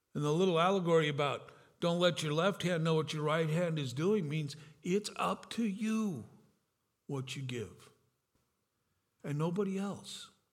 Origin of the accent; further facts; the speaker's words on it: California, United States; also born or lived in Grand Rapids, Michigan; I'm from California.